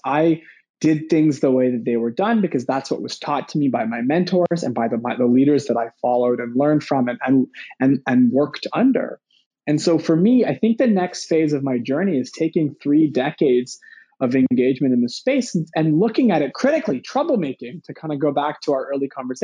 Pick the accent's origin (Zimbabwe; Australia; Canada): Canada; Vancouver, British Columbia; I was born here in Vancouver